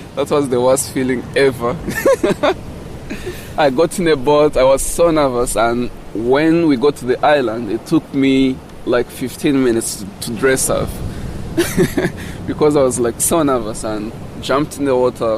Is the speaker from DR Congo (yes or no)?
yes; DR Congo; English is a second language; now in South Africa